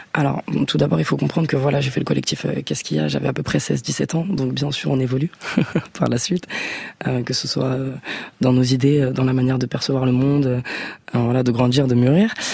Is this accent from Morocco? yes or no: no; Guadeloupe, France; je suis guadeloupéenne